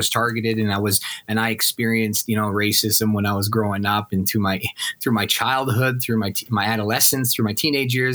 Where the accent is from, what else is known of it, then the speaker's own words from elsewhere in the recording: Regina, Saskatchewan, Canada; I grew up in Regina at that time